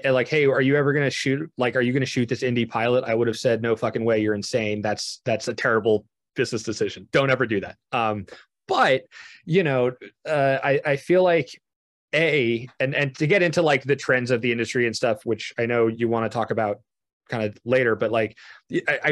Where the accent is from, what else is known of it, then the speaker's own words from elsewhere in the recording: New Jersey, United States; I'm from New Jersey.